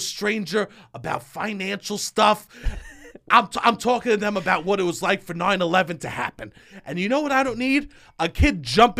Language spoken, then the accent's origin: English; New York, United States; As a New Yorker, it's hard to tell.